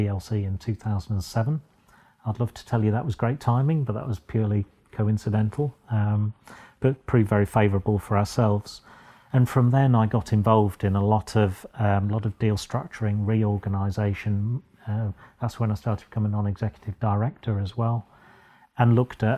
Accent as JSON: {"language": "English", "town": "Boston", "region": "East Midlands", "country": "United Kingdom", "tie": "born or raised there", "also_born_or_lived": "Sheffield", "said": "I was born and bred in Boston, just down the road."}